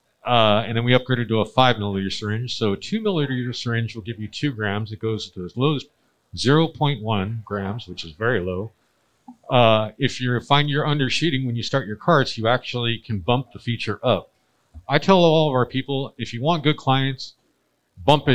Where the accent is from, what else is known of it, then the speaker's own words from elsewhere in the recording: Mesa, Arizona, United States; I'm from Mesa, Arizona. I've been there all my life